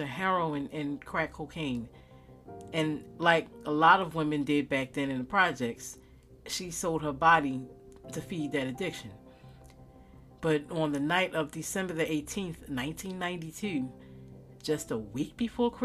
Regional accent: Baltimore, Maryland, United States; also born or lived in Owings Mills, Maryland / Reisterstown, Maryland; growing up in West Baltimore City, especially in the 90s

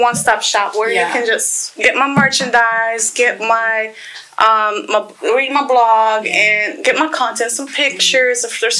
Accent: Poland; English is a second language; moved away as an adult; also born or lived in Romania; now in Florida, United States; Because I'm from Poland.

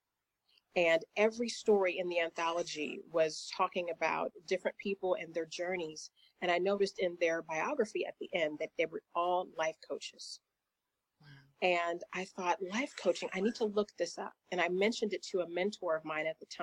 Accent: Indiana, United States; moved away as an adult; also born or lived in Charlotte, North Carolina; now in Atlanta, United States; God opened the doors for me to take a position with an employer in Charlotte, North Carolina, which was several states away from where I was in the U.S. in Indiana

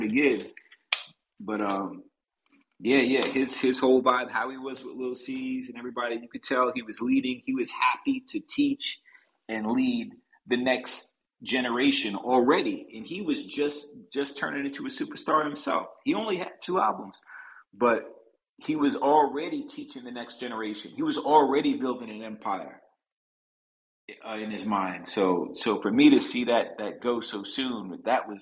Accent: New York City, New York, United States; growing up in Brooklyn in Ebbets Field.

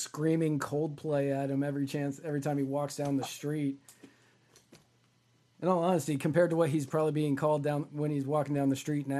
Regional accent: Rhode Island, United States; also born or lived in California / Washington, D.C.; so I was born in California, and then when I was really young, we moved to Rhode Island, and the first game I went to was at Fenway.

